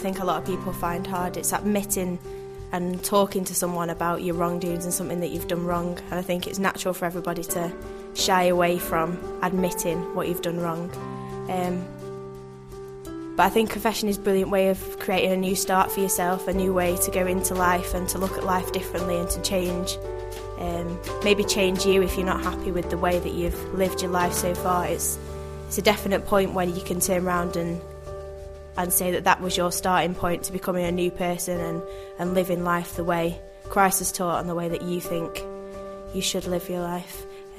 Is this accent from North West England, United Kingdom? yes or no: yes; Manchester, North West England, United Kingdom; I'm 20. I'm from Manchester in the UK.